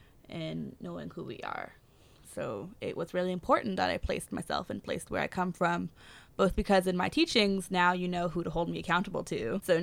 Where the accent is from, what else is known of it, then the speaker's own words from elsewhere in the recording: Ontario, Canada; moved away as an adult; now in West Coast, Canada; I'm Anishinaabe from Charlotte Lake, which is all the way back in Ontario. I've only just come to this West Coast about a couple months ago